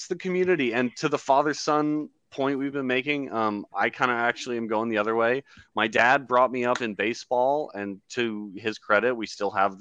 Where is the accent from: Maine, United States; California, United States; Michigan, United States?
California, United States; Oakland; moved away as an adult; also born or lived in Flagstaff, Arizona; now in San Diego, United States; growing up in Oakland pre-Roots